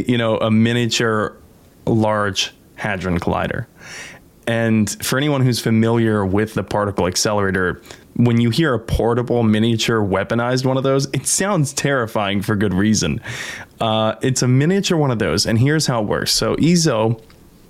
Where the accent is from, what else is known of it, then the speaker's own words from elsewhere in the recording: United States; I'm an American